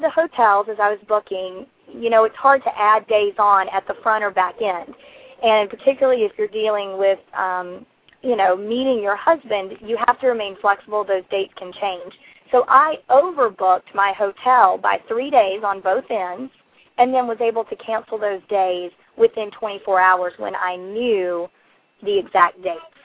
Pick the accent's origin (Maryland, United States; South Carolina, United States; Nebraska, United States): South Carolina, United States; now in Hawaii, United States; I am from South Carolina, the Palmetto State